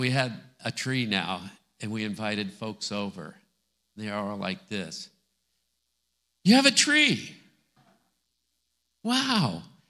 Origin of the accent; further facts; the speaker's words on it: Scotland, United Kingdom; I'm Scottish.